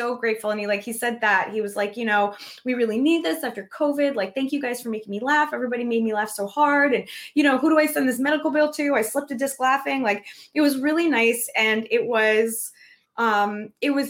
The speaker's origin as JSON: {"language": "English", "country": "United States", "said": "we as American people"}